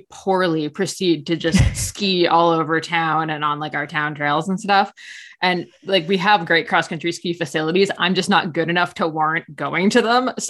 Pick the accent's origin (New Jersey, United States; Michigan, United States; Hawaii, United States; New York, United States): New Jersey, United States; accent: New Jersey and Canadian; moved away as an adult; now in Collingwood, Canada; So I live in Ontario, but I'm actually from New Jersey.